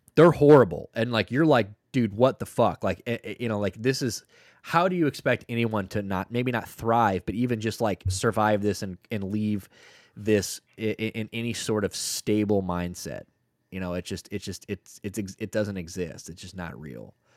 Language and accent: English; St. Louis, Missouri, United States; I'm from Saint Louis, Missouri